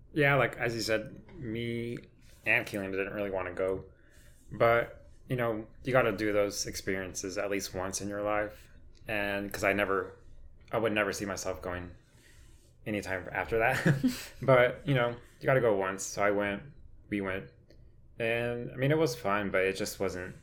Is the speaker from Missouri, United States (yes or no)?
no; Crandall, Texas, United States; I grew up in Crandall all my life. I went to Crandall schools since pre K all the way through graduation.